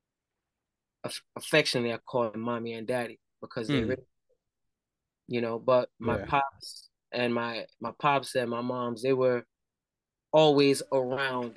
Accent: New York City, New York, United States; I was born in the Bronx. Uptown, Wakefield

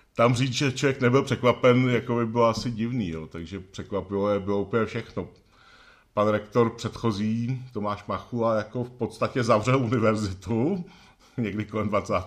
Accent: Benešov, Central Bohemian Region, Czechia; Rodák z Benešovska, z Benešova v podstatě, tak gymnázium Benešov

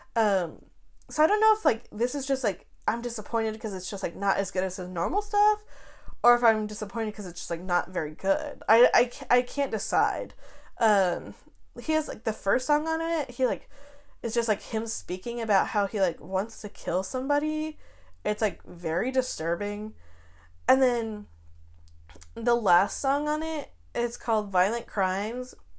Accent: Wyoming, United States; moved away; I'm from Wyoming. My whole family's from Wyoming.

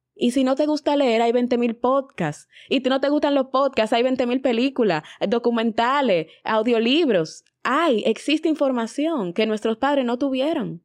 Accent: Dominican Republic

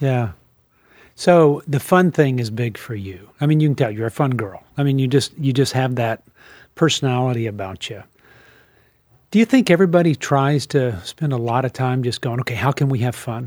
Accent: New Orleans, Louisiana, United States; I was raised in New Orleans, and, and I knew as, when I was in junior high there

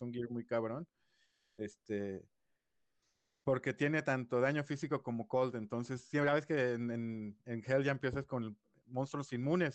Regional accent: Guadalajara, Jalisco, Mexico; also born or lived in Mexico City; Nací en la Ciudad de México, pero desde los cinco vivo aquí en Guadalajara

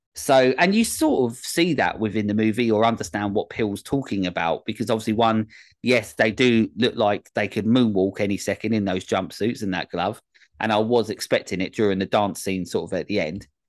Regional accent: England, United Kingdom; this common, um, as muck English boy

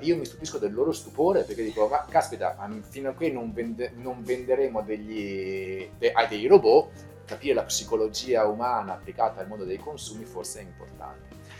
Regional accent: Veneto, Italy; sono veneto

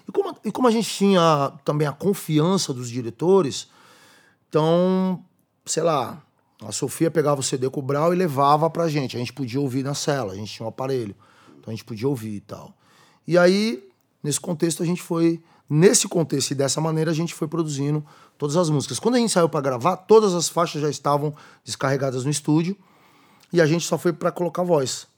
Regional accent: São Bernardo do Campo, São Paulo, Brazil; Eu ajudei a escrever o nome da minha quebrada na pedra

